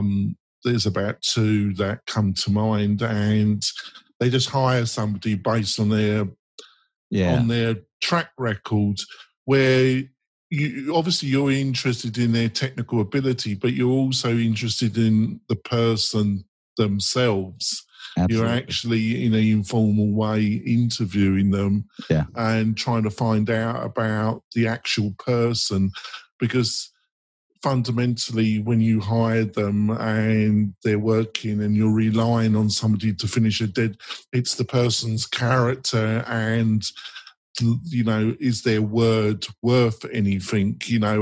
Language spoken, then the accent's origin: English; England, United Kingdom; I'm English.